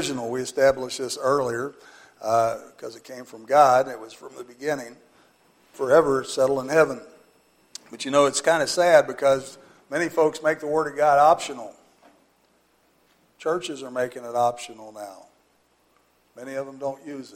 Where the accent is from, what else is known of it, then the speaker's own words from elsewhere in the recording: Butlerville, United States; I grew up in Butlerville. We went to First Baptist Church at Rochester